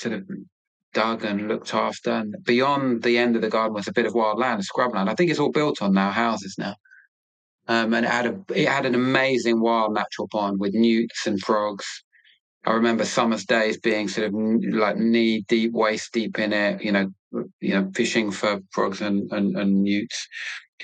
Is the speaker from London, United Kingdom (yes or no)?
yes; London, United Kingdom; moved away as an adult; now in Cornwall, United Kingdom; I'm a Londoner born and bred, an Arsenal fan. I'll always be a Londoner, but I will now always live in Cornwall